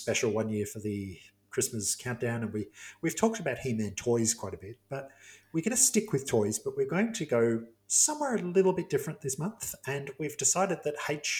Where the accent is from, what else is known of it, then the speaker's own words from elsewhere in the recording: England, United Kingdom; being English